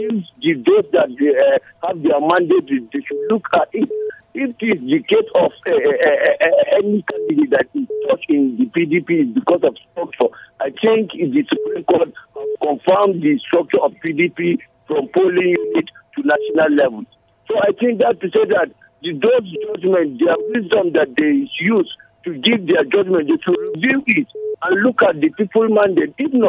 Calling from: Plateau, Nigeria; I'm calling from Chicha and Chijongshot.

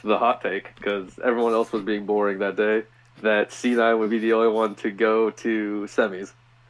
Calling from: St. Louis, Missouri, United States; I'm St. Louis.

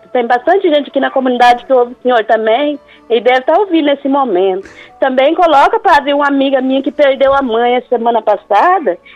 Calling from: Alta Floresta d'Oeste, Rondônia, Brazil; De Alta Floresta, do Oeste Rondônia.

